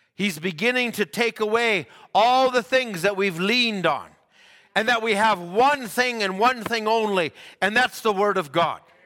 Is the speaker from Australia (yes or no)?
no; Canada